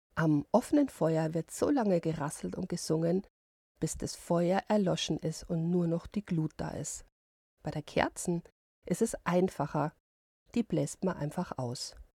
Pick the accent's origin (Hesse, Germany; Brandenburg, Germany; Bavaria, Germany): Bavaria, Germany; bei uns in Bayern